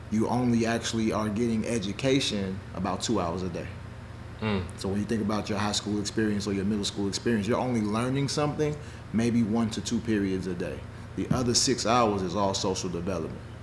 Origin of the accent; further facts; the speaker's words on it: Nashville, Tennessee, United States; also born or lived in Chicago, Illinois; I grew up in Chicago, um, but I'm from Nashville